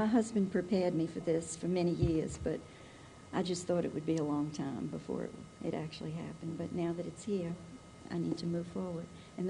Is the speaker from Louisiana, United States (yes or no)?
yes; New Orleans, Louisiana, United States; I'm from New Orleans. My husband was from New Orleans. And we're just like one big family over there.